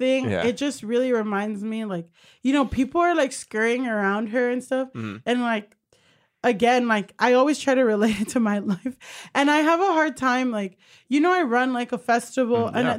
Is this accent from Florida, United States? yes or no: yes; Hollywood, Florida, United States; Thank you. I'm from Hollywood, Florida.